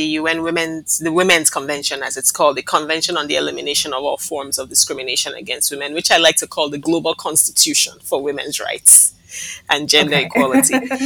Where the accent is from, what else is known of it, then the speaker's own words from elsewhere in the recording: Nigeria; now in Barbados; I was born and raised in Nigeria of a Barbadian mother and a Nigerian father